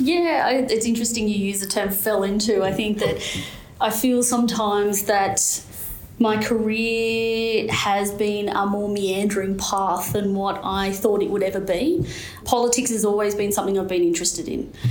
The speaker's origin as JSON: {"language": "English", "town": "Newcastle", "region": "New South Wales", "country": "Australia", "tie": "born or raised there", "said": "growing up in, in Newcastle"}